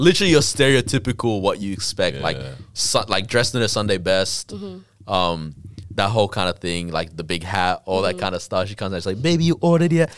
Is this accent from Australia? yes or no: yes; Australia